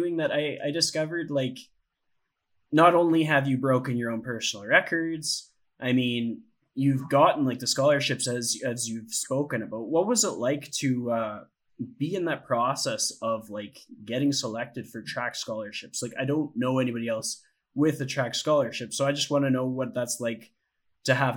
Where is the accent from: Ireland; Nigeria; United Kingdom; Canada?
Canada; Ponoka, Alberta; I was born in Ponoka and I grew up nearby.